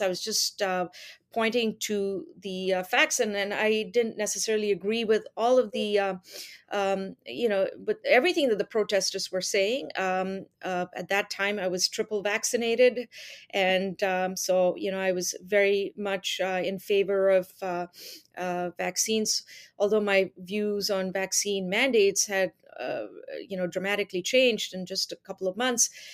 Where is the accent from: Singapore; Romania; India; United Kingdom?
India; also born or lived in United Arab Emirates; now in Canada; I'm originally from India. I lived there, uh, for part of my childhood and then, uh, then finished high school in, uh, in the U A E and then came to Canada when I was, uh, eighteen